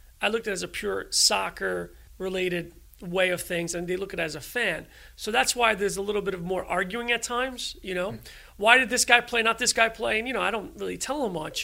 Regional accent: New York City, New York, United States; growing up in Queens

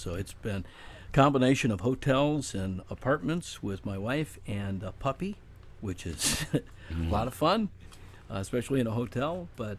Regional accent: Detroit, Michigan, United States; moved away as an adult; also born or lived in Tulsa / Cleveland; I grew up in Detroit, which allowed me to witness firsthand, you know, major league teams, baseball, basketball, football, and hockey.

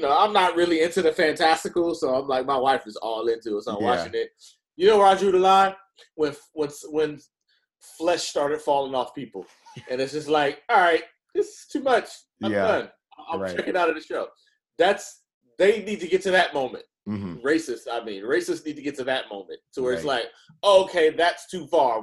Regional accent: Oakland, California, United States; I'm from Oakland

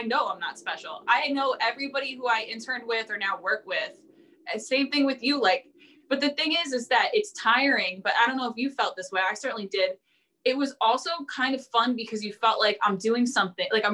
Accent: New Jersey, United States; also born or lived in Hawaii; now in Philadelphia, United States; I grew up in South Jersey.

